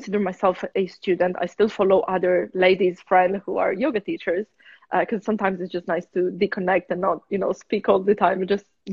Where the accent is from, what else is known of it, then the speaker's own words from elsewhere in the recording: near Turin, Piedmont, Italy; now in London, United Kingdom; I'm from Italy.